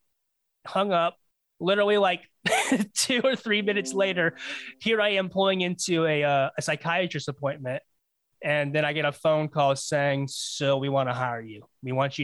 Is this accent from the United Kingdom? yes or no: no; Florida, United States; to get where I live now, back to my hometown, it's about 8 hours